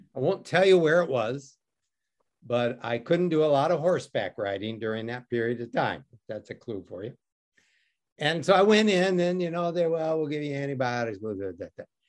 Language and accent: English; Detroit, Michigan, United States; I grew up in Detroit.